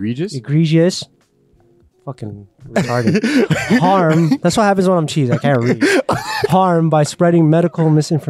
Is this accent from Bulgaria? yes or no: no; Brampton, Ontario, Canada; We're from Brampton